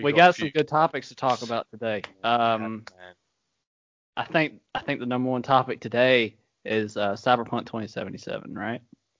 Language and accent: English; North Carolina, United States; born there; I was born in North Carolina, which is like midway up the East Coast. So I don't know. See, I'm kind of a hybrid